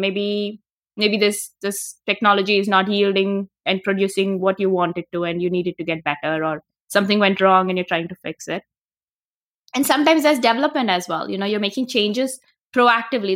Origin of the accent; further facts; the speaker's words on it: India; moved away as an adult; now in United States; I'm originally from India. I came to the U, I studied physics in India, my bachelor's and master's is in physics. And I came to graduate school to the U S